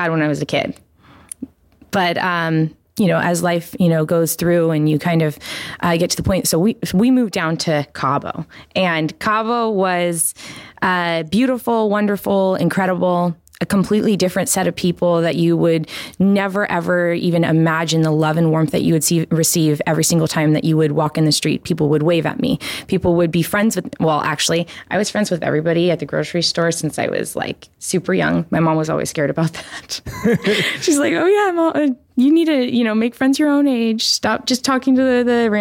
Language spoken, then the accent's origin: English; Placerville, California, United States; moved away; also born or lived in Sacramento / Mexico; I was born in Sacramento, raised in Placerville